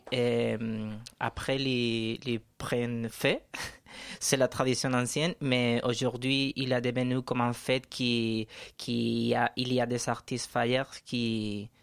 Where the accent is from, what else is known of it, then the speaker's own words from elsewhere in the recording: Valencia, Valencian Community, Spain; French is a second language; moved away as an adult; also born or lived in Madrid; now in Paris, France; je viens de Valencia